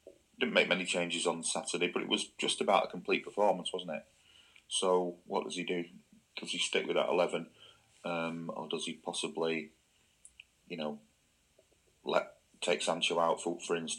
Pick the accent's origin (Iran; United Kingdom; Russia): United Kingdom; England; I'm an Englishman